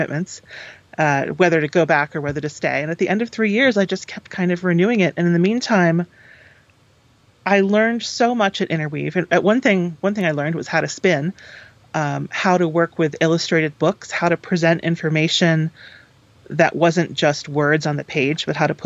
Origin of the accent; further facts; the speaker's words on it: Eastern Connecticut, United States; I grew up in Eastern Connecticut, which is, you know, not quite the quiet corner of Connecticut, but definitely a sort of a fairly rural area